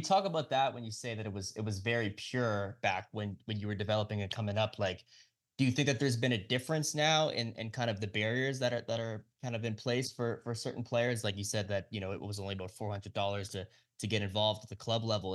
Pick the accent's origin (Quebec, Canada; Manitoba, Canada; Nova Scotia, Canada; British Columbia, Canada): Nova Scotia, Canada; also born or lived in Halifax, Canada; I'm from Nova Scotia as well. So I live in Halifax.